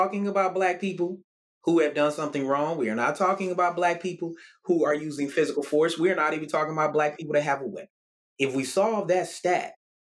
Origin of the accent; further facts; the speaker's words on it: Murfreesboro, Tennessee, United States; my hometown in Murfreesboro, Tennessee